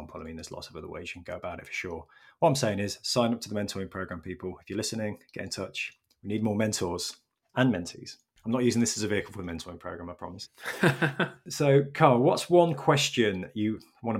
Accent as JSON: {"language": "English", "town": "Leicester", "region": "East Midlands", "country": "United Kingdom", "tie": "born or raised there", "said": "I grew up in Leicester"}